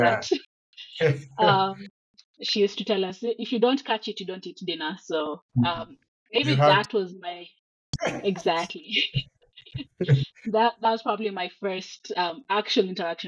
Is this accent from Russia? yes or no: no; Nairobi, Kenya; I was born and raised in Nairobi, Kenya, the beautiful city of Nairobi